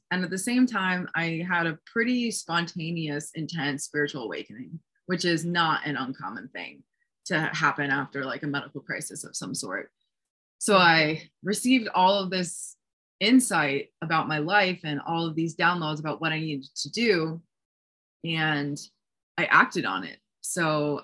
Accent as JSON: {"language": "English", "region": "East Coast of New Jersey", "country": "United States", "tie": "born or raised there", "also_born_or_lived": "Hoboken, New Jersey", "moved": "as an adult", "lives_now": "Sedona, United States", "said": "where I grew up on the East Coast of New Jersey"}